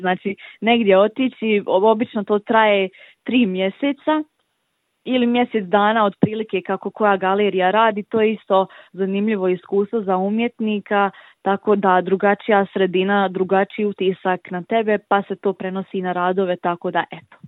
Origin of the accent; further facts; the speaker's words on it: Livno, Federation of Bosnia and Herzegovina, Bosnia & Herzegovina; also born or lived in Split, Croatia; dolazim iz Livna